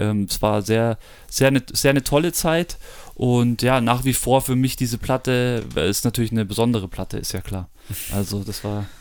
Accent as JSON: {"language": "German", "town": "Munich", "region": "Bavaria", "country": "Germany", "said": "wir sind aus München oder um München rum."}